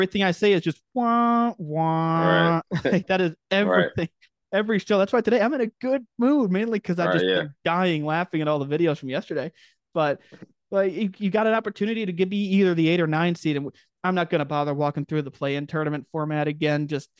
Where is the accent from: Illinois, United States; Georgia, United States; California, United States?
Illinois, United States; Dwight; I'm from Dwight, born and raised, small town USA, 4,000 people.